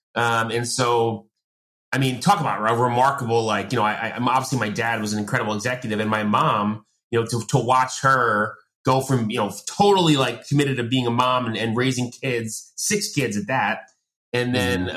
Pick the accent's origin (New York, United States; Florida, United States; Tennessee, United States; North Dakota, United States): New York, United States; Long Island; I grew up in Long Island